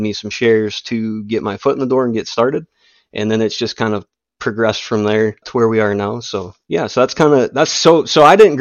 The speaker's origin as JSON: {"language": "English", "region": "West Central South Dakota", "country": "United States", "tie": "born or raised there", "accent": "northern", "said": "I grew up in West Central South Dakota, which is about 4 hours from where I'm at now, more in the northeast part of the state."}